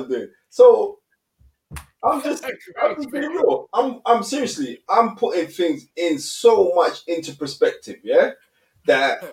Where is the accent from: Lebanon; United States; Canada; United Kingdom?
United Kingdom; London; I grew up on Cowley Estate